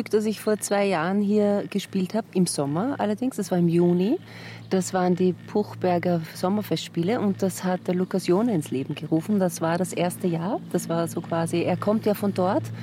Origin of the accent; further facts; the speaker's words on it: New South Wales, Australia; born there; moved away; Ich bin in den Blue Mountains geboren